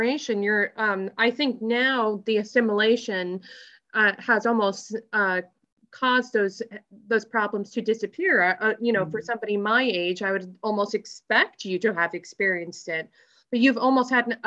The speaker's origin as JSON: {"language": "English", "town": "Canton", "region": "Ohio", "country": "United States", "tie": "born or raised there", "said": "I'm a product of Canton City Schools, and I grew up in the Gibbs Elementary area, so off of 12th Street, but northeast side"}